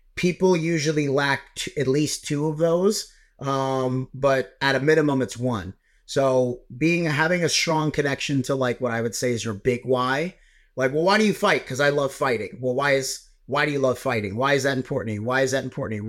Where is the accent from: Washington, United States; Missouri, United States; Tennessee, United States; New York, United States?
New York, United States; I'm a New Yorker, so I wa, like, I, I was in Long Island at the time